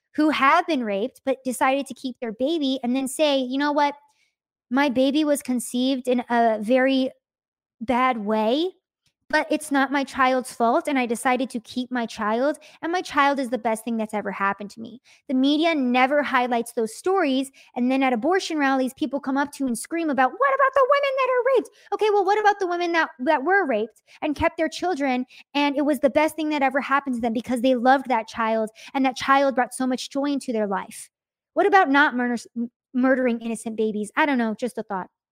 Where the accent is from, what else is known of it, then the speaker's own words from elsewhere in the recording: United States; we're all American citizens